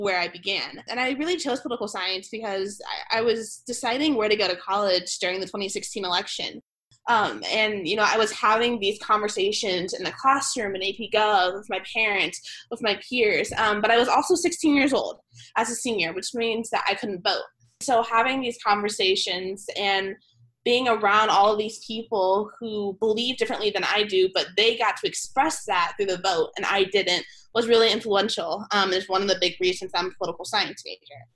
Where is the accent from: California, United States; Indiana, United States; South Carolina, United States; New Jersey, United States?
Indiana, United States; Fishers; moved away as an adult; now in Atlanta, United States; I'm from Fishers, Indiana, so it was definitely a big move